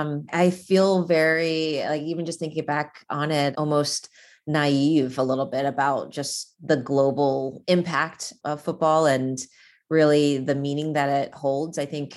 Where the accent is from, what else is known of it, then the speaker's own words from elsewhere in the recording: Virginia, United States; I was fortunate in growing up in an area wher